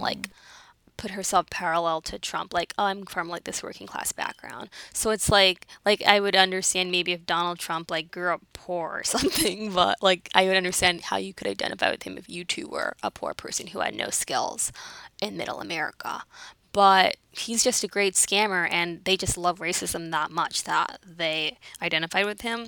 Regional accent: New York City, New York, United States; I'm from the Bronx. My family's in the Caribbean.

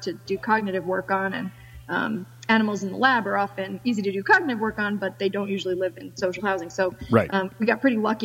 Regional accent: New York, United States; now in Lewisburg, Pennsylvania, United States; I'm from New York, so it's like 3 hours away from us here

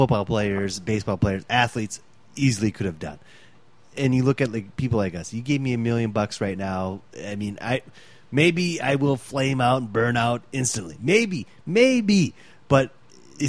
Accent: Fargo, North Dakota, United States; We're from Fargo, North Dakota.

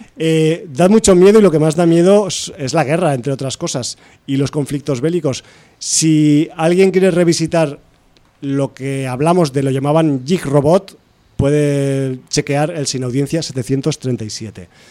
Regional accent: Aragon, Spain; soy de Aragón

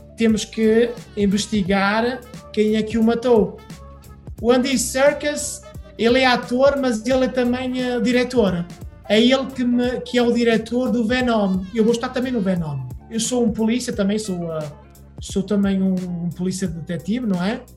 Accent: Portugal; moved away as an adult; also born or lived in Porto / Paris; now in Hollywood, United States; sou natural da Beira

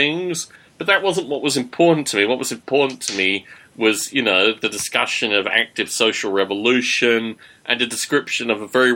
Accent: Australia; when I was growing up in Australia

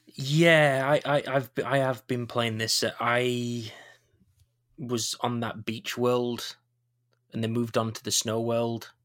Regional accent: Yorkshire and the Humber, United Kingdom; I'm a Yorkshireman.

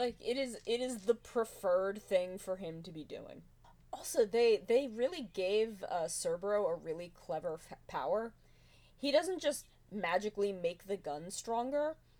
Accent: United States; as an American

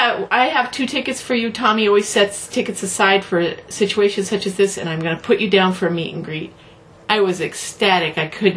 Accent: Nebraska, United States; moved away; I'm from Nebraska. In Nebraska, we say Norfolk.

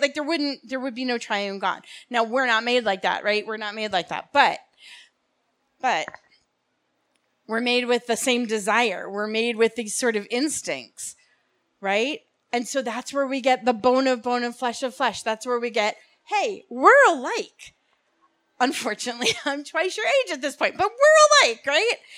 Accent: Bergen County, New Jersey, United States; moved away as an adult; now in Hillsborough, New Jersey, United States; I'm actually from Bergen County

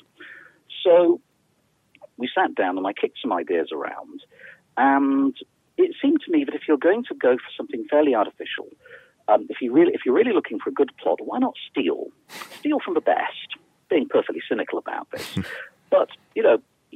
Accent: United Kingdom; I'm a British author

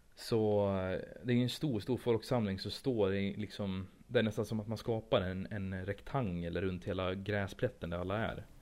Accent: Sweden; jag är svensk

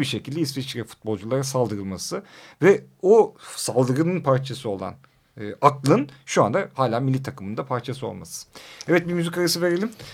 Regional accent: Rize, Rize Province, Turkey; now in Istanbul, Turkey; ben de Rizeliyim

